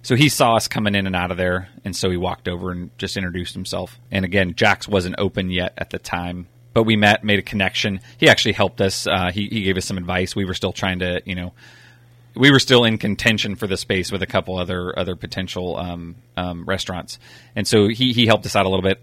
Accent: Napa, California, United States; We grew up out in Browns Valley.

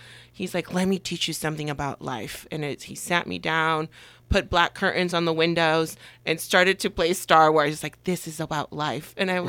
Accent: Puebla, Mexico; born there; So I was born in Mexico, the state of Puebla, and Puebla is not a common state that people mention here in the valley so much.

